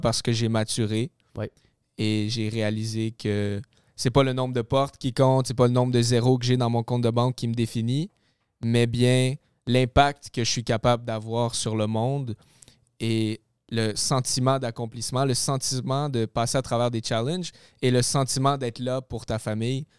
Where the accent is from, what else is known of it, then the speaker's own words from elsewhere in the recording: Gatineau, Quebec, Canada; moved away as an adult; now in Laval, Canada; je suis déménagé de ma ville natale, Gatineau, Ottawa, et je suis rendu euh, dans le coin de Laval.